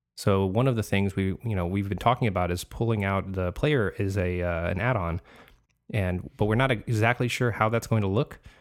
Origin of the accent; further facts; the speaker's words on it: California, United States; now in Florida, United States; I'm originally from California, so I'm out in Florida now